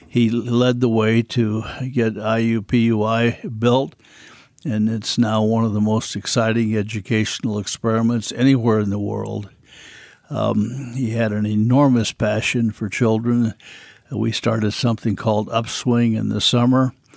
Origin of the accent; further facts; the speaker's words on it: Terre Haute, Indiana, United States; also born or lived in Bloomington, Indiana; I was born in Terre Haute, Indiana, lived there, uh, through my high school years, uh, more or less raised by my mother